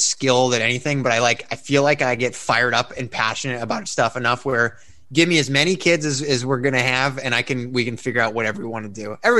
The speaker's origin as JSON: {"language": "English", "town": "Oregon", "region": "Illinois", "country": "United States", "tie": "born or raised there"}